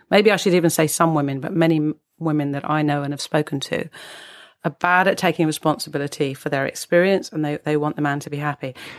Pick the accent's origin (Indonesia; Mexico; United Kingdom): United Kingdom; as we're British